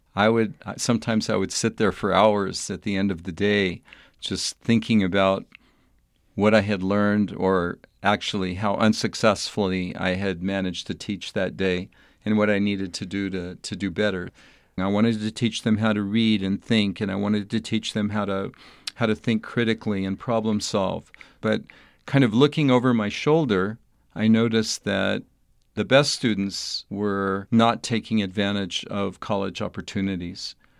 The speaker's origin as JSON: {"language": "English", "town": "El Paso", "region": "Texas", "country": "United States", "tie": "born or raised there", "also_born_or_lived": "Albuquerque, New Mexico", "moved": "as an adult", "said": "young boy growing up in El Paso, Texas"}